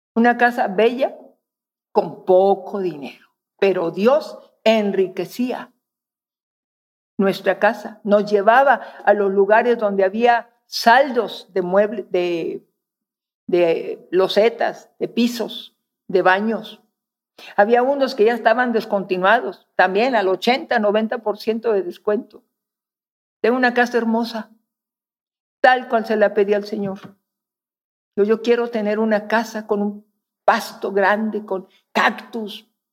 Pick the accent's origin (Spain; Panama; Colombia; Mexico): Mexico; northern Mexico; moved away; Soy norteña